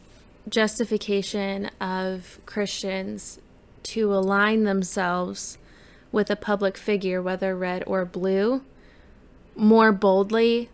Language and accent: English; United States; as an American